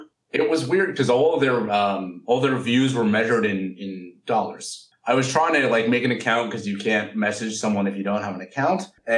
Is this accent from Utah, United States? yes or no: no; Berkeley, California, United States; I'm from Berkeley, California.